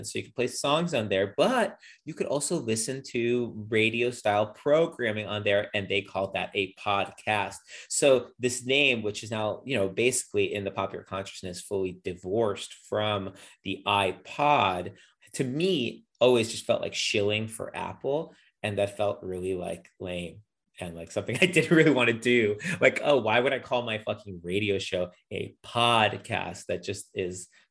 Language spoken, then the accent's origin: English; Ukraine; moved away; the country where I was born, Ukraine, or more technically, I guess I was born in the Ukrainian Soviet Socialist Republic